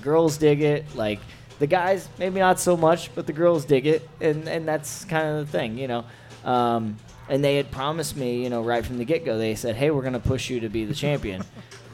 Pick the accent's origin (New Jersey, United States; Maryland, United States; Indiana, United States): Indiana, United States; I'm from Indiana, and I've worked for different companies in Indiana.